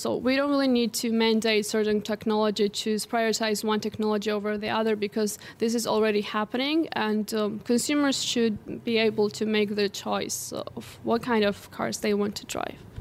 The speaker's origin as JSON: {"language": "English", "country": "Georgia", "tie": "born or raised there"}